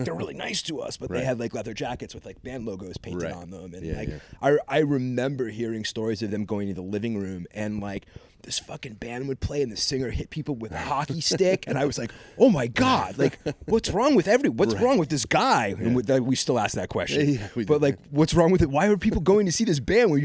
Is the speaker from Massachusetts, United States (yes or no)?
yes; Westport, Massachusetts, United States; moved away; also born or lived in Fall River, Massachusetts; I grew up specifically in Westport, Mass.